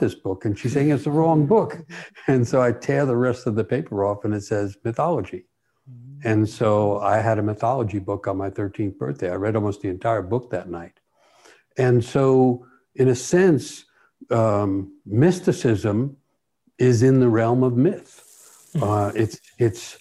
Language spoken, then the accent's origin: English; New York City, New York, United States; I'm growing up in New York City